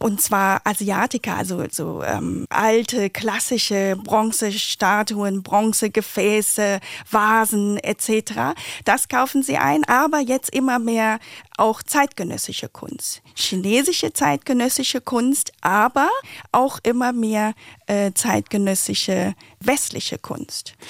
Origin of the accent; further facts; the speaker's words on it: Vietnam; now in Berlin, Germany; Ich bin in Vietnam geboren äh, und chinesischer Abstammung